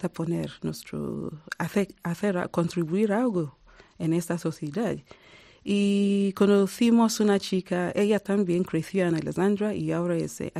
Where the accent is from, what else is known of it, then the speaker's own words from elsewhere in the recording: Nigeria; now in South Africa; 20 años em, viviendo en Sudáfrica y soy nigeriana y también sudafricana.